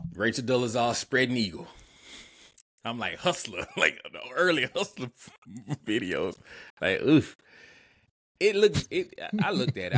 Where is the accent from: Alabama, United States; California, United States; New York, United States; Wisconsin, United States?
Alabama, United States; Montgomery; my hometown, Montgomery, Alabama